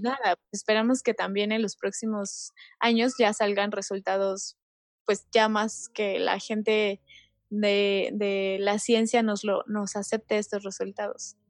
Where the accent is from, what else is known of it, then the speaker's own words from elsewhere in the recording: Mexico; como país, o sea, como mexicanos